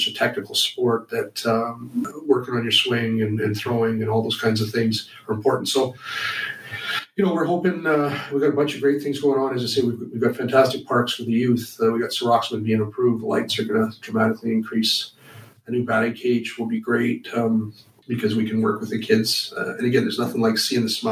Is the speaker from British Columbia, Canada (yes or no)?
yes; the Interior, British Columbia, Canada; moved away; also born or lived in Vancouver Island; growing up in my hometown up in the interior